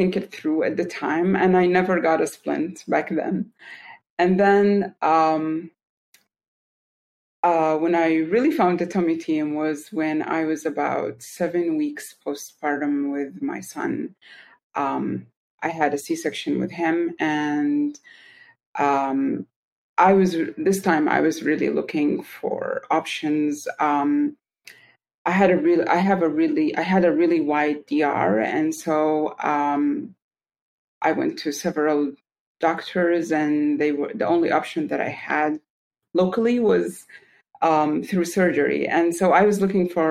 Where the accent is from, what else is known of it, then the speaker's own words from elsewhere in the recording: Saudi Arabia; also born or lived in Milwaukee, Wisconsin, United States; I'm from Saudi Arabia, but I lived in Milwaukee, Wisconsin for 5 years.